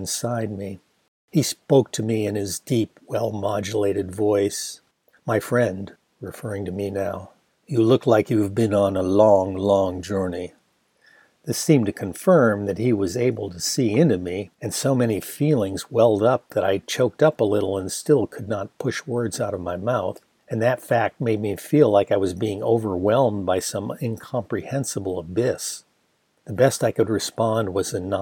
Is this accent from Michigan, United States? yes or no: yes; Ann Arbor, Michigan, United States; my hometown was named after two women named Ann, who settled the town with their husbands and were into planting things, thus the name Arbor